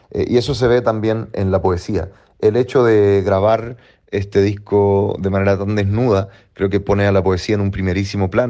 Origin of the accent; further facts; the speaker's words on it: Chile; Hola, soy … desde Chile y me encuentro girando por Europa